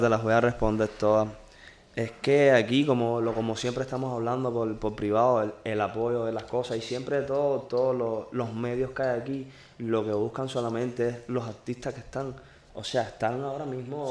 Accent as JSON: {"language": "Spanish", "country": "Cuba", "said": "soy cubano. Yo soy cubano"}